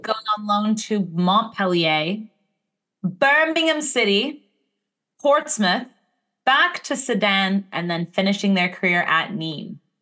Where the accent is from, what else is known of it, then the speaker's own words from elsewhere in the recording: Montreal, Quebec, Canada; my hometown, Montreal